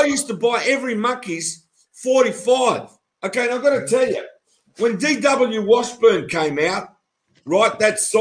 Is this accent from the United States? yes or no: no; Australia; We're Australian